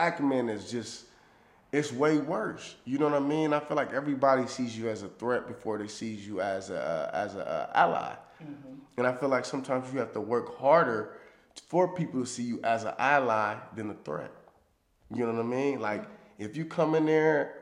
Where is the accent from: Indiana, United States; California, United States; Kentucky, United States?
California, United States; Los Angeles; growing up in South Central